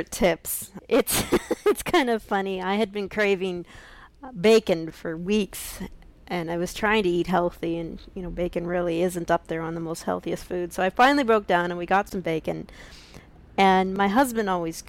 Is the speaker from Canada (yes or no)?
yes; Canada; accent: Canadian; also born or lived in Alberta, Canada / Saskatchewan, Canada; my roots are in Canada, if you can tell from my accent.